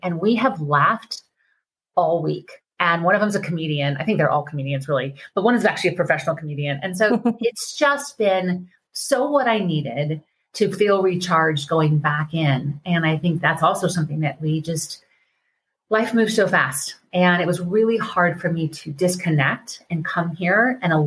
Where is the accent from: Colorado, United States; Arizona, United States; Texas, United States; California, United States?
Colorado, United States; I'm from Colorado in the mountains